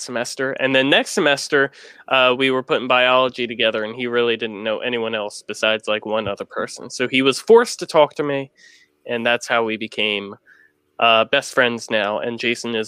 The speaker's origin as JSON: {"language": "English", "country": "United States"}